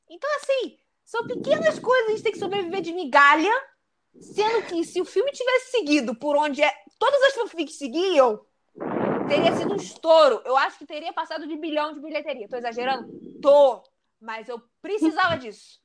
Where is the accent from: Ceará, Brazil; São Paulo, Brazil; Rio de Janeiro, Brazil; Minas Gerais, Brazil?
Rio de Janeiro, Brazil; Bangu é o meu bairro aqui do Rio, subúrbio, eu não esqueço que eu sou de Bangu